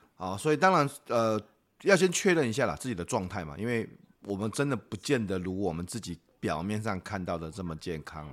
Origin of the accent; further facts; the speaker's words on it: Shalu, Taichung, Taiwan; 我的老家就在沙鹿啊